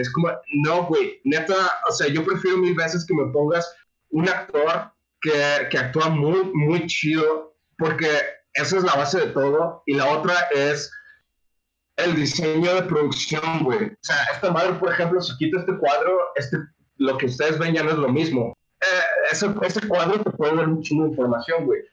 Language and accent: Spanish; Mexico; somos mexicanos